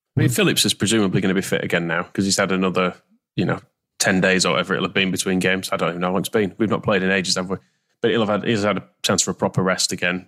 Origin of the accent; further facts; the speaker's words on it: Wakefield, Yorkshire and the Humber, United Kingdom; I'm from Wakefield